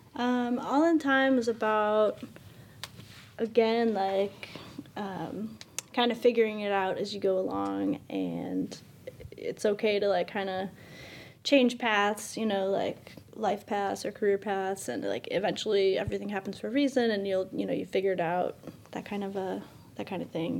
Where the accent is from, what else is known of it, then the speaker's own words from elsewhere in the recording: Chicago, Illinois, United States; we're from Chicago